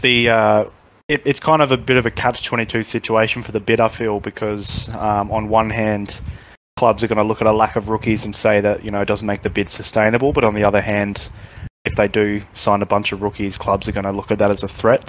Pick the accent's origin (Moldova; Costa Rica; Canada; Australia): Australia; growing up in Australia